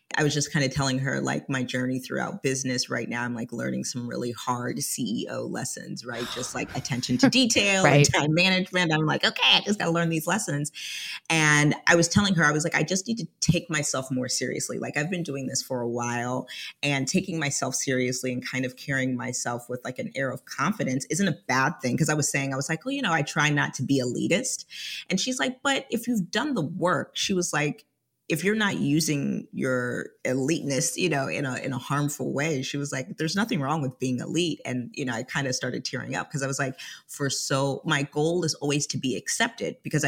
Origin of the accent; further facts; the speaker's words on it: Atlanta, Georgia, United States; I actually spent half of my childhood here. So long story short, I am first American generation of a Liberian family.